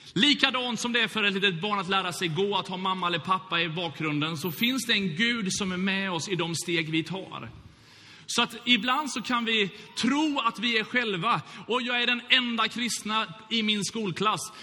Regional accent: Gothenburg, Västra Götaland, Sweden; Brunnsparken eller Bältesmännaparken i Göteborg där jag växte upp

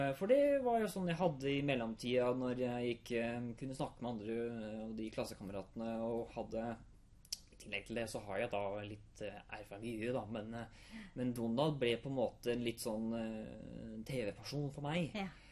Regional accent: Hamar, Innlandet, Norway; Jeg er 26 år, jeg kommer fra Hamar

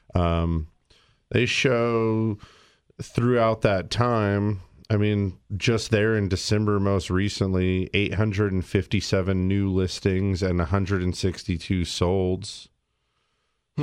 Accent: Big Bear, California, United States; my hometown of Big Bear

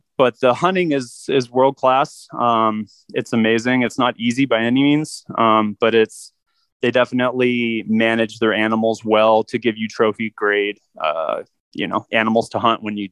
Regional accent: Phoenix, Arizona, United States; I'm a third generation Phoenician, born and raised in Phoenix, Arizona

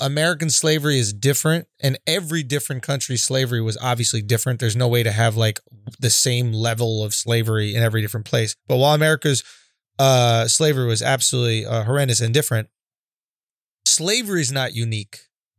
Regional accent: Scotland, United Kingdom; Because then as a Scottish person, do I go back to England and do some English people go back to whoever enslaved them

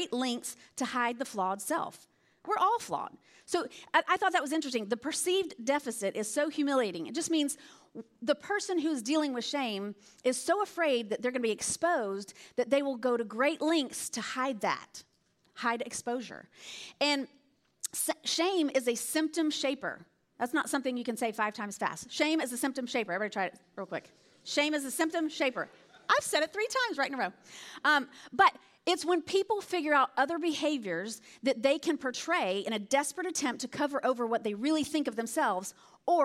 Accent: Alabama, United States; moved away; I'm from Alabama. That's hence the accent. You'll hear me say y'all or all y'all or whatever.

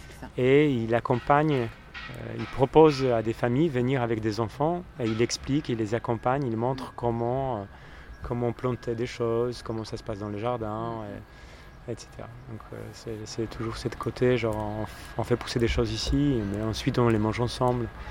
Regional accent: Poland; now in France; je suis né en Pologne, euh, j'ai vécu mon enfance à la campagne

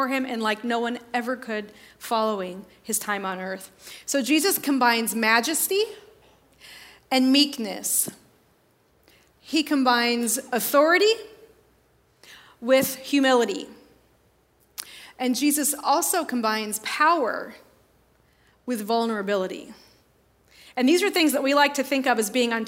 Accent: northern Indiana, United States; I grew up in in Sunday school in a little small town in northern Indiana

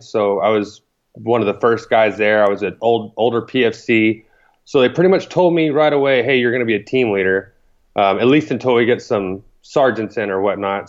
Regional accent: Thorndale, Texas, United States; moved away as an adult; I grew up in a small Texas town

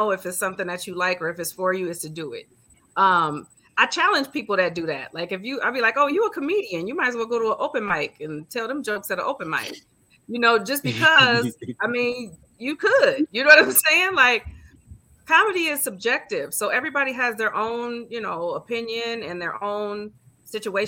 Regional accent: Grand Rapids, Michigan, United States; I'm from a town called Grand Rapids, which is like two hours out of Detroit

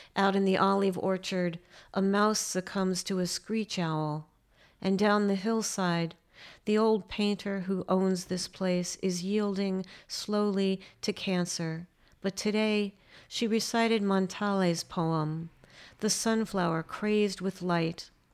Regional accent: United States; as an American poet

